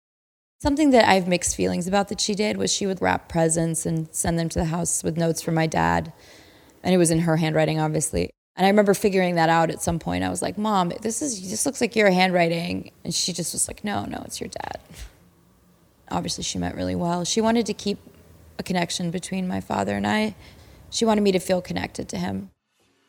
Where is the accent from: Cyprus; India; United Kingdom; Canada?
Cyprus; I grew up in Cyprus, off the coast of Greece, close enough to Beirut